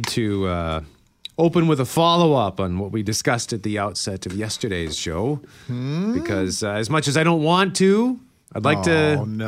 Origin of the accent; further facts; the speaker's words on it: Winnipeg, Manitoba, Canada; I'm from Transcona